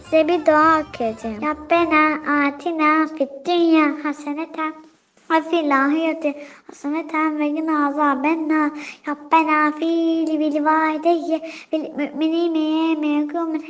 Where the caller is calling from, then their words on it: Kocaeli, Turkey; Ben Kocaeli'den.